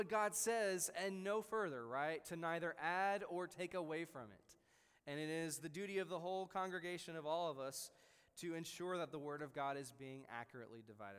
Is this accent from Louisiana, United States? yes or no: yes; New Orleans, Louisiana, United States; moved away as an adult; also born or lived in West Tennessee; I was born and raised in New Orleans